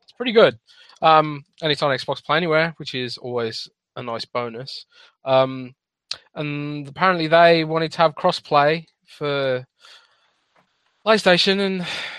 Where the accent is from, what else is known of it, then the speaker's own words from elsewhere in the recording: United Kingdom; now in Germany; No, I am British, but I live British. In Germany.